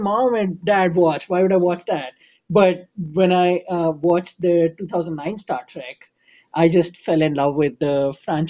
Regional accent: India; moved away; I'm from India

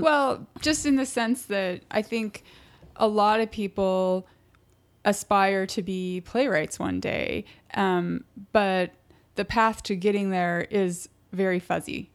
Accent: Utah, United States; now in New York, United States; I'm from Utah

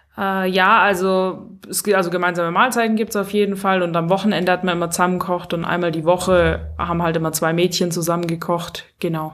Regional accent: Stuttgart, Baden-Württemberg, Germany; moved away as an adult; also born or lived in Pfronten; ich komme ja aus Stuttgart ursprünglich

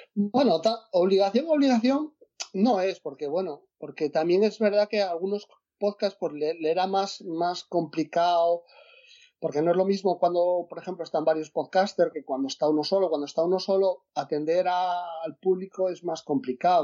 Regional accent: Asturias, Spain; yo soy de Asturias

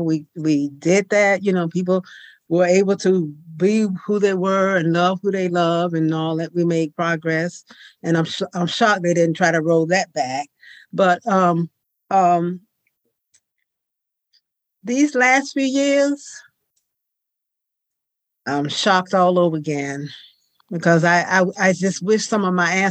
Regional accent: the South, United States; I was born and raised in the South

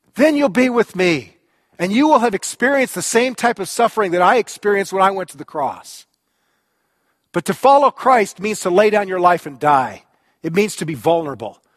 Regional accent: United States; I am an American.

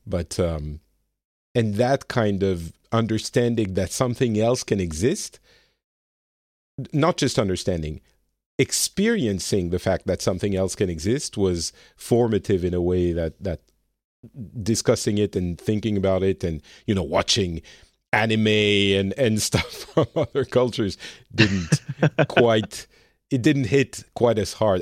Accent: France; now in Finland; I'm from France originally, and I live in Finland

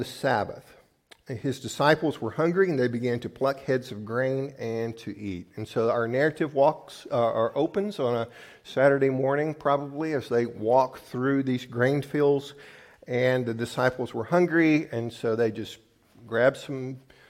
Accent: the South, United States; now in Midwest, United States; I grew up in the South where we had lots of blue laws

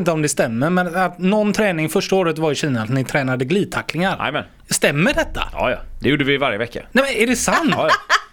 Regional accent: Gothenburg, Västra Götaland, Sweden; fotbollsplanen som låg vid Vätterskolan där vi växte upp

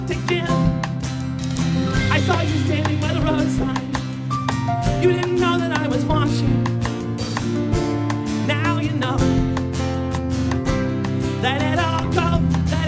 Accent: California, United States; where I grew up in California

